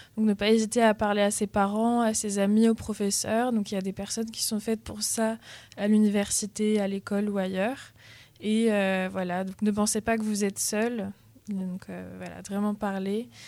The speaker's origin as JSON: {"language": "French", "area": "Paris region", "region": "Île-de-France", "country": "France", "moved": "yes", "lives_now": "Tours, France", "said": "Je viens de la région parisienne"}